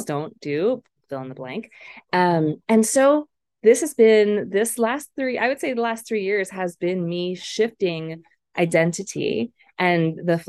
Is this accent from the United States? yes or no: no; Philippines; I grew up in the Philippines during the People Power Revolution